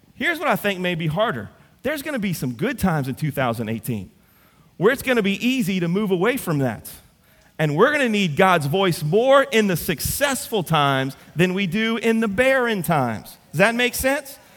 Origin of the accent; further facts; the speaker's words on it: Central, Louisiana, United States; I'm from Central